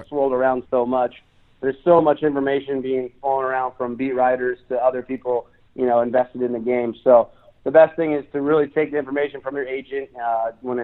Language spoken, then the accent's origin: English; West Coast, United States; I grew up on the West Coast